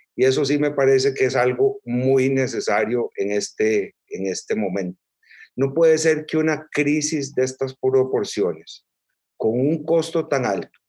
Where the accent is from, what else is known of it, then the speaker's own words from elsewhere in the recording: Costa Rica; yo soy costarricense, nací aquí en, Costa Rica